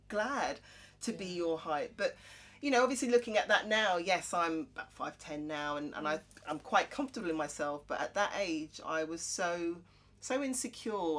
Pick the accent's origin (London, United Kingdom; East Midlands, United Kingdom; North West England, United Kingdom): London, United Kingdom; Croydon; I'm from Croydon